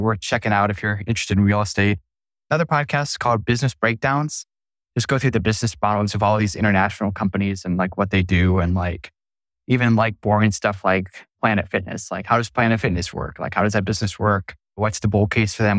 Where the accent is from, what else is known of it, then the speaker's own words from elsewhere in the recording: Sioux Falls, South Dakota, United States; in my hometown, it's Sioux Falls